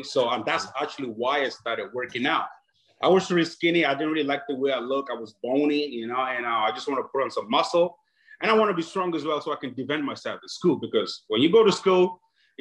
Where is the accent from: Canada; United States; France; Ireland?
Ireland; Dublin, Leinster; also born or lived in Nigeria; I grew up in Dublin, Ireland. I was born in Nigeria.